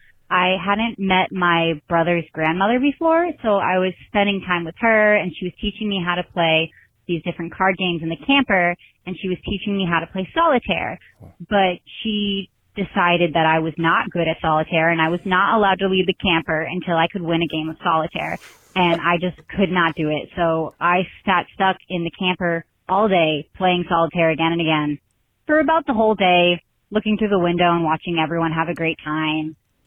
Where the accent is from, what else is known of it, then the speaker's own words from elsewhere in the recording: New England, United States; I'm from New England.